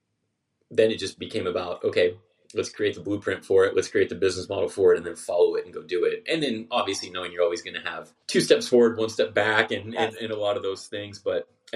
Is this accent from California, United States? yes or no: yes; Southern California, United States; I was born and raised in Southern California